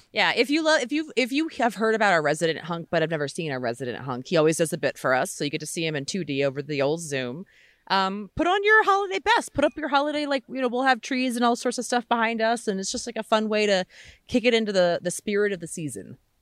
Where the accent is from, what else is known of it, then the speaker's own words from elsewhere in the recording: Maryland, United States; now in California, United States; I'm from Maryland originally